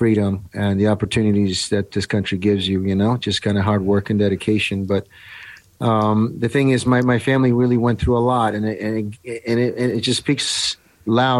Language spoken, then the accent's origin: English; Italy; moved away; I grew up in Italy in the 70s.